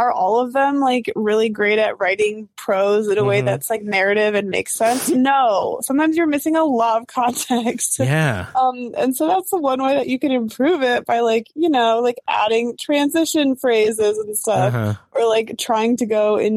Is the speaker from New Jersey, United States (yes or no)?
no; Michigan, United States; I am from Michigan